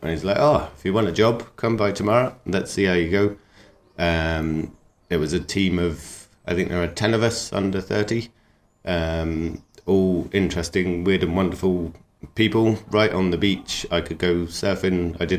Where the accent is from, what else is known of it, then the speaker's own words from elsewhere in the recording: Cambridge, East of England, United Kingdom; also born or lived in Devon; now in Ireland; I was born near Cambridge and then I grew up there for a while and then down into Devon. And then I've lived all around the world and I arrived in Ireland about 8 years ago on a whim